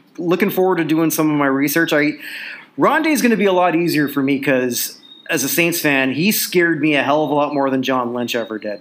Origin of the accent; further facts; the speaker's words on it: Burlington, Ontario, Canada; I'm from Burlington, Ontario.